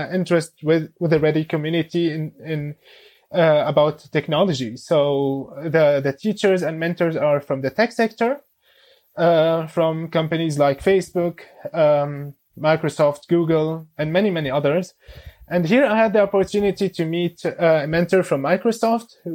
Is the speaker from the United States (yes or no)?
no; Damascus, Damascus Governorate, Syria; now in Berlin, Germany; I'm originally from Syria, from Damascus. I came to Germany in 2013 together with my family